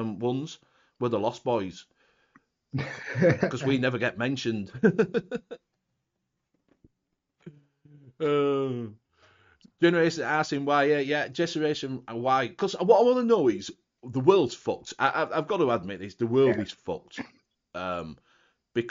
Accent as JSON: {"language": "English", "region": "Yorkshire and the Humber", "country": "United Kingdom", "said": "I'm a Yorkshireman"}